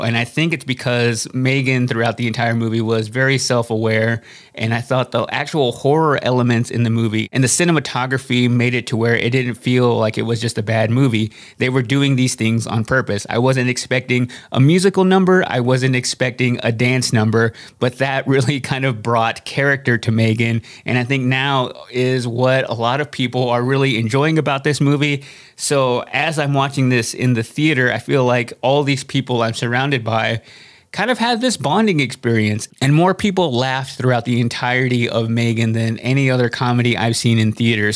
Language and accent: English; Texas, United States; I grew up in Texas and saw a lot of this culture in my everyday life growing up in a small town